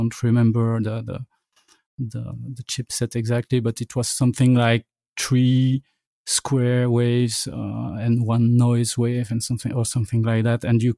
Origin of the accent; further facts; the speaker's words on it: Belgium; During the 8-bit era, I would say that the Commodore 64 was the main machine, but I was at a computer club near my town